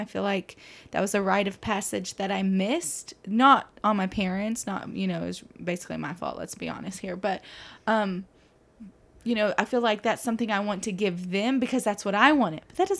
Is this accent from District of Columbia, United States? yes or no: no; Mason, Texas, United States; now in Lubbock, United States; growing up in Mason, Texas or whatever, small town